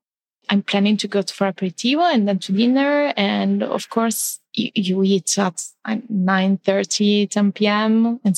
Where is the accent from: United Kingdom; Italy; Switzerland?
Italy; Bologna, Emilia-Romagna; English is a second language; now in Milan, Italy; I'm coming from Bologna. Bologna is totally different. It's a very welcoming city, very tiny, very cocooning.